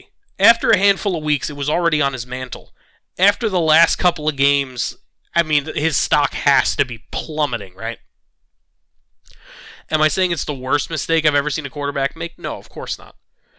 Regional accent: New York, United States; I'm, born and bred in New York.

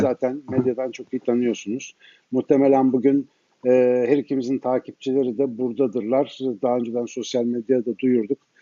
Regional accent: Ankara, Turkey; now in Istanbul, Turkey; ben Ankaralıyım

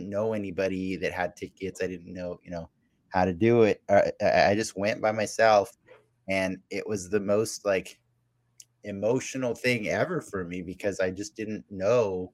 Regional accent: Las Vegas, Nevada, United States; I grew up in Vegas, so I was exposed to a lot of conventions

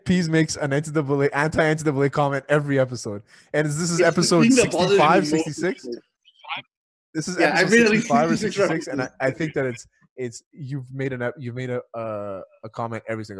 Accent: New York City, New York, United States; these are things that I've had to deal with my entire life growing up in New York City.

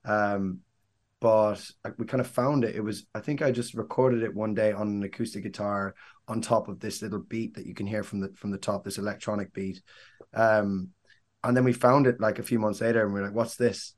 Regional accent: Mullingar, Leinster, Ireland; moved away; I'm from Mullingar, County West Meath, originally.

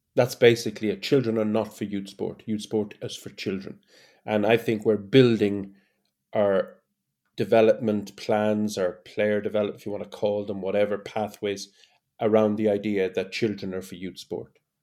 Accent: Ireland; as an Irishman

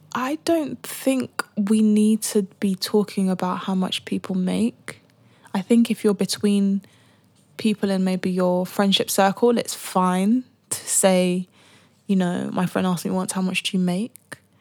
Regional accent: United Kingdom; being black and being British

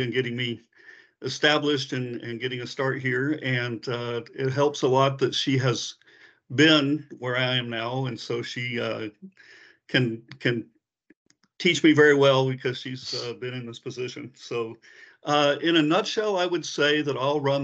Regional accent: San Antonio, Texas, United States; moved away; I'm in San Antonio, Texas. It's my hometown, so I'm back back home.

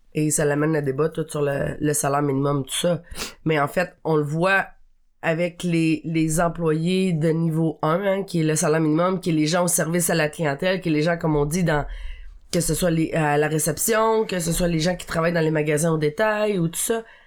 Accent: Abitibi, Quebec, Canada; je viens euh, de l'Abitibi, qui est quand même une région... Euh un peu éloigné euh, des grands centres

